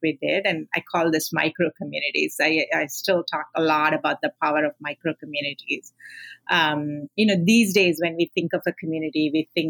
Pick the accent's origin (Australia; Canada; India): India; I grew up in India